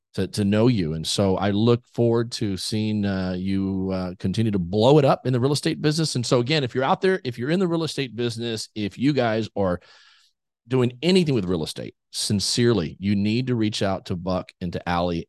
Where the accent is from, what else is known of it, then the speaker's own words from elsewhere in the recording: South Texas, United States; I grew up in South Texas